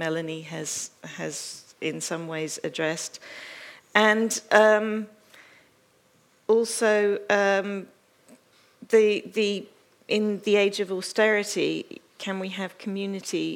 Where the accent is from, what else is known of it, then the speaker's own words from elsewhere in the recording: United States; now in London, United Kingdom; I'm American by birth and still by nationality, but I have also picked up a British passport along the way